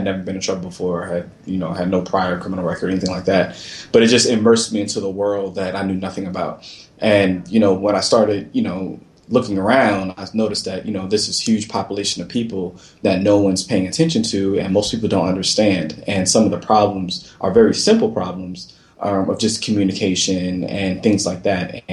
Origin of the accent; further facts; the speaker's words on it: Florida, United States; also born or lived in Brooklyn, New York; so I was born in Brooklyn, New York, raised down south in Florida